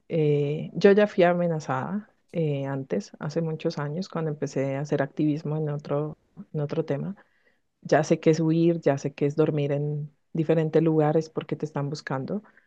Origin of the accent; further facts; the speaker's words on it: Colombia; quiero seguir aquí en, en mi país trabajando para, para las víctimas